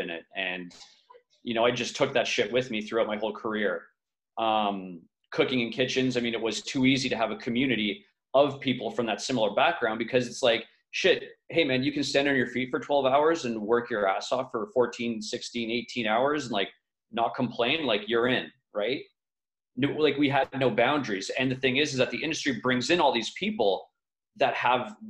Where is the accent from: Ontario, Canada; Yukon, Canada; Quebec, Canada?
Quebec, Canada; Montreal; now in Vancouver, Canada; I'm from Montreal, so not too far from New York, Canada. I always call it the East Coast, but it's, I guess, more central-ish, central east. I grew up there